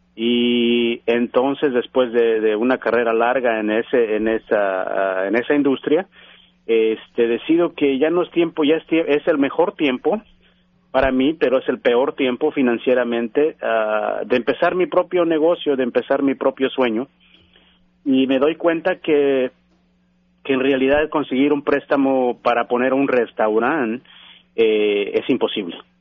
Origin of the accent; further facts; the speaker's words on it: Mexico City, Mexico; moved away as an adult; now in United States; yo soy originario de la Ciudad de México, mi mamá es originaria de, Oaxaca y mi papá es originario de Guanajuato. Yo nazco en México, eh, voy a la escuela, me graduó